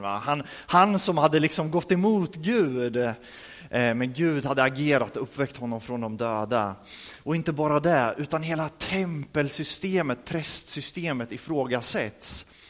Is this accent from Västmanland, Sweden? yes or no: no; Örebro, Örebro County, Sweden; moved away; vi hade en alfakurs i Örebro där vi kommer ifrån